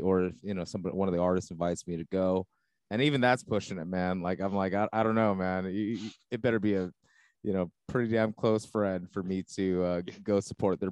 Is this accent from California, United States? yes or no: yes; Los Angeles County, California, United States; I grew up uh, not L.A. L.A. proper, but I grew up L.A. County too